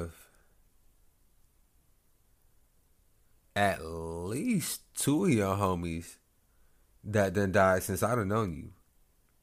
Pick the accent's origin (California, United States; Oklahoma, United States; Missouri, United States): Oklahoma, United States; Lawton; I am from Lawton. Like, I have had mad encounters with Lawton Police Department.